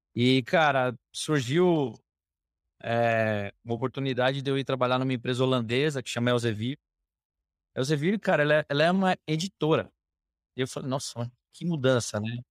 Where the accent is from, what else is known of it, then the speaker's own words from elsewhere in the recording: São Paulo, Brazil; Sou aqui de, de São Paulo, é, nascido, criado por aqui